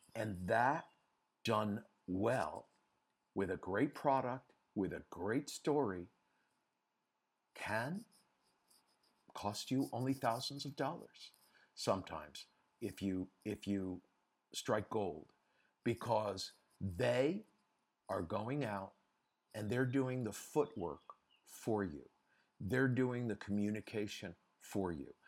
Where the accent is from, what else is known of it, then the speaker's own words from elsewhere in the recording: United States; moved away as an adult; also born or lived in Europe; I'm an American, uh, by birth and by passport, but I've, after, um, Versace, I decided I wanted to stay in Europe and live in Europe